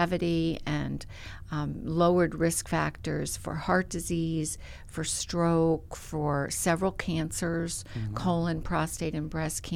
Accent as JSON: {"language": "English", "town": "Middletown", "region": "Connecticut", "country": "United States", "moved": "yes", "lives_now": "South Carolina, United States", "said": "I'm Middletown, so we're right across the river"}